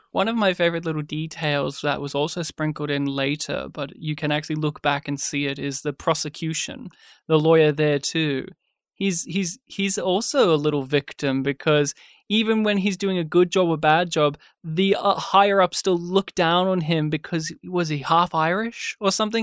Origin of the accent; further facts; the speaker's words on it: Australia; being Australian